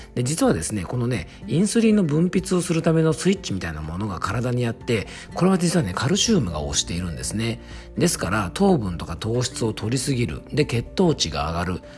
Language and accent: Japanese; Yamanashi, Japan; 僕の地元山梨もですね、フルーツ王国